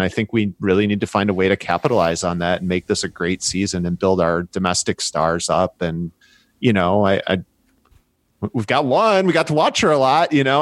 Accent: Chicago, Illinois, United States; I'm from Chicago

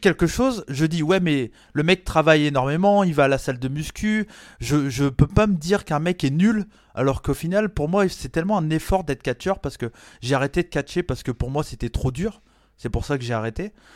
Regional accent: Brittany, France; j'ai la culture américaine, mais j'ai grandi en France

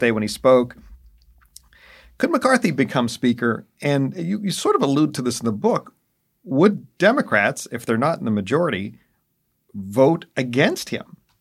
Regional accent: Pennsylvania, United States; in Pennsylvania, uh, in particular my home state

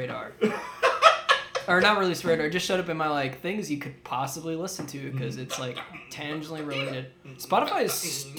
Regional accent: South Carolina, United States; I'm from South Carolina.

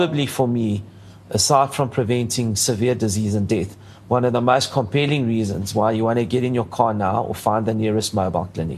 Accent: South Africa; I'm very South African, but I have Greek origins

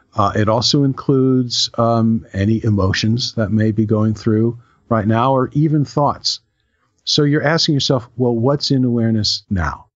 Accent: New Rochelle, New York, United States; When I was a kid, I grew up in New Rochelle in Westchester

